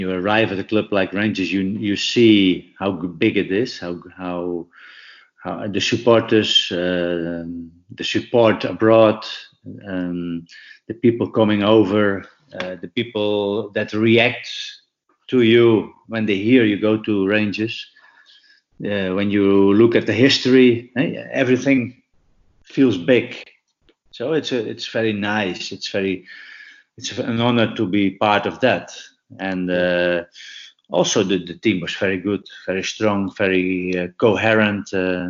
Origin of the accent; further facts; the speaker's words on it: Chocó, Colombia; English is a second language; moved away as an adult; I didn't have any any pounds or whatever, because I came from El Choco. I wasn't prepared. I had to fly straight from to Glasgow.